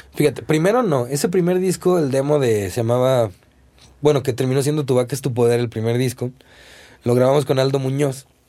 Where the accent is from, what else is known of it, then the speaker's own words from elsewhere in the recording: Zapopan, Jalisco, Mexico; also born or lived in Guadalajara; nací en Guadalajara pero digo, yo nunca he vivido en Guadalajara. Toda la vida he vivido en Zapopan.